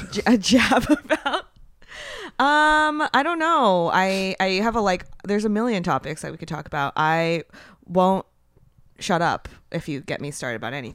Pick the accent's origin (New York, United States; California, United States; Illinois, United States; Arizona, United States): California, United States; San Francisco Bay Area; I'm from the Bay Area, but, um, so I was, like, very, I mean, and I'm Japanese. I grew up very, very quiet